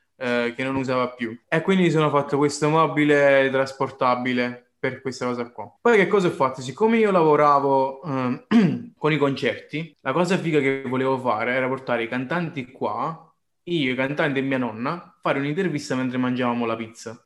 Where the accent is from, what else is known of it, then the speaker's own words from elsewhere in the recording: Caserta, Campania, Italy; da casertano